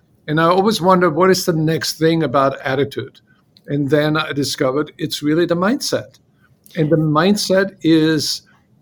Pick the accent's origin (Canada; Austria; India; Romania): Austria; Salzburg; English is a second language; moved away as an adult; also born or lived in Paris, France; now in United States; When I moved away from Austria